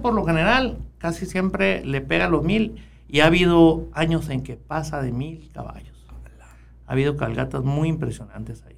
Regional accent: Ures, Sonora, Mexico; Nací en el Saúl de Ures, ahí en una comunidad de Ures, ahí cerquita, 5 kilómetros de la cabecera municipal

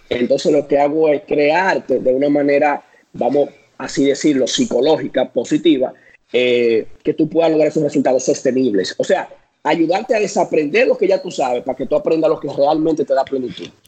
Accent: San Francisco de Macorís, Duarte, Dominican Republic; en mi pueblo, San eh, Francisco de Macorís

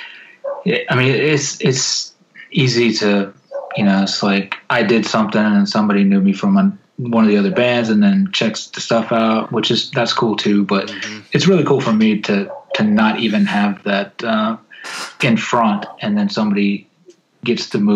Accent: Arkansas, United States; from Arkansas

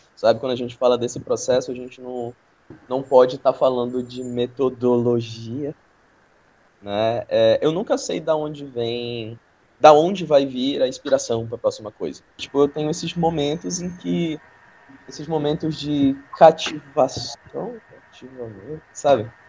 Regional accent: Manaus, Amazonas, Brazil; quem sou eu enquanto amazonense, enquanto um amazonense da cidade, né, enquanto um amazonense de Manaus

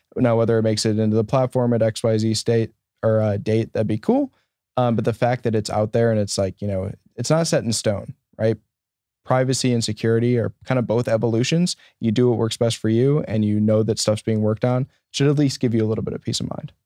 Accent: Janesville, Wisconsin, United States; growing up in Southern Wisconsin as a Bears fan

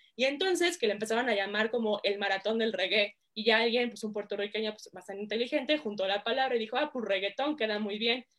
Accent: Mexico; also born or lived in United States; soy eh, mexicana

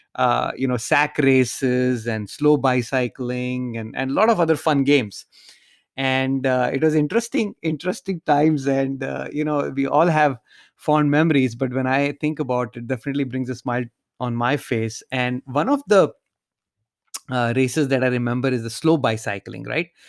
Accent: India; moved away; while growing up in India, I used to live in a large subdivision

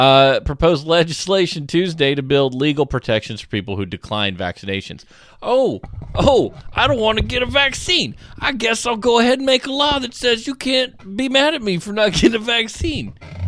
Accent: the South, United States; No, I come from the South where we just yell about people in our private conversations

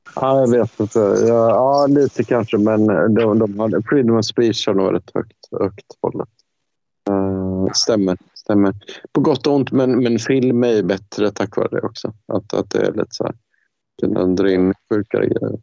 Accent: Sweden; jag som, som svensk

